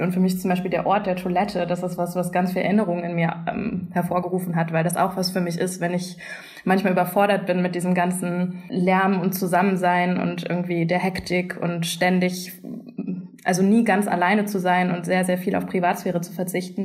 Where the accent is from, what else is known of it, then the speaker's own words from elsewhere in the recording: Germany; ich bin nicht nicht wirklich richtig zweisprachig aufgewachsen in Deutschland